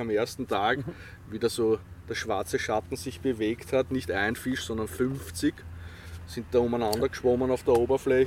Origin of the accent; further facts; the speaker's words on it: Vienna, Austria; also born or lived in Feldbach area, Styria; ich bin gebürtiger Wiener, aber mein Vater ist Steirer